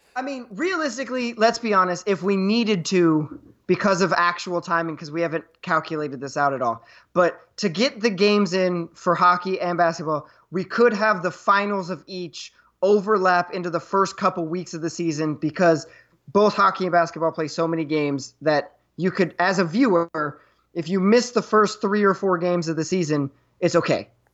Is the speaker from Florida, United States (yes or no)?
no; New York, United States; as a New Yorker